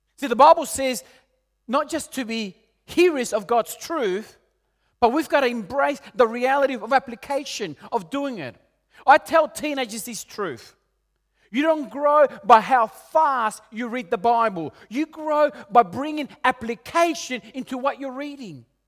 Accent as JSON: {"language": "English", "country": "Peru", "also_born_or_lived": "Argentina", "moved": "yes", "said": "I'm originally from Peru"}